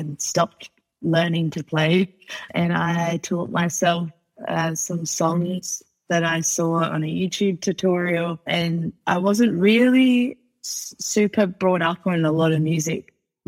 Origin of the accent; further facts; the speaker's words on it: Port Pirie, South Australia, Australia; also born or lived in Adelaide; I grew up 2.5 hours north of Adelaide, actually, in a town called Port Pirie. And that was my childhood